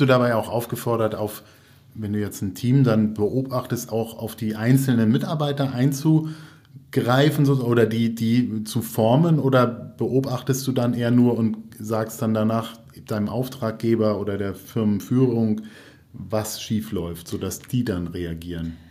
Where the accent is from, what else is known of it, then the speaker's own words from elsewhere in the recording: Lübeck, Schleswig-Holstein, Germany; also born or lived in Flensburg; Ich bin Lübecker, habe in Flensburg studiert, also ähm, ich bin auch ein Nordlicht